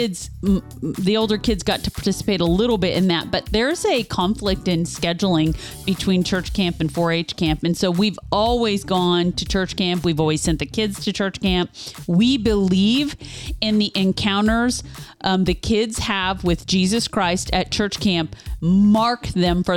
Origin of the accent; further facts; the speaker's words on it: Kansas, United States; I grew up in Kansas